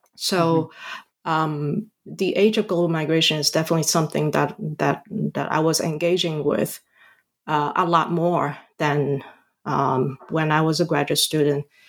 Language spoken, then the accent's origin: English; Hong Kong; also born or lived in Canada; now in United States; I was born and raised in Hong Kong.